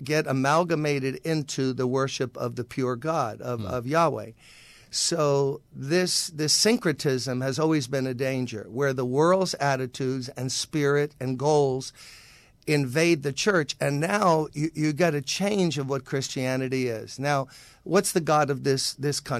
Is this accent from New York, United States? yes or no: yes; New York City, New York, United States; I grew up in Brooklyn, played at Erasmus Hall High School, was an all-city basketball player